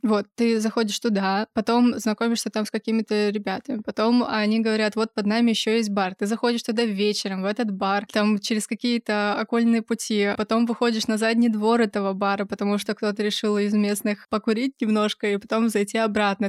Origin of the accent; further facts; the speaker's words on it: Kazakhstan; moved away as an adult; now in Chelyabinsk, Russia; я родилась в Казахстане и жила там до 18 лет, и переехала в Челябинск в 16 году